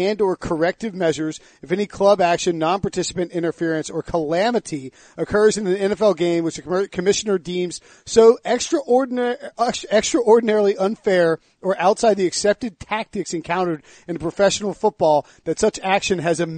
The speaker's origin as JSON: {"language": "English", "town": "High Point", "region": "North Carolina", "country": "United States", "tie": "born or raised there", "said": "my hometown of High Point, North Carolina has 86,000 people in it"}